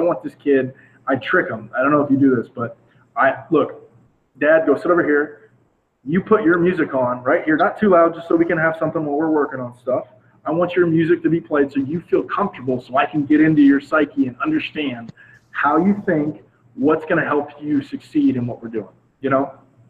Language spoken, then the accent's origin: English; the South, United States; especially like I was saying, I'm from the South. We're a seasonal town where we go from football, basketball, baseball.